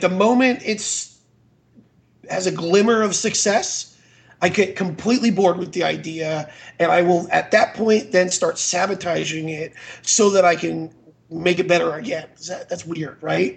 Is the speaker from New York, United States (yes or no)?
no; Florida, United States; moved away as an adult; also born or lived in Idaho; I'm from Florida.